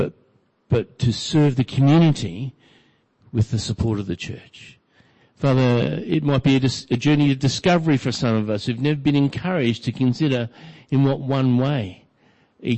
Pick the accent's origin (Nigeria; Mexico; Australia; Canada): Australia; Brisbane, Queensland; growing up in Brisbane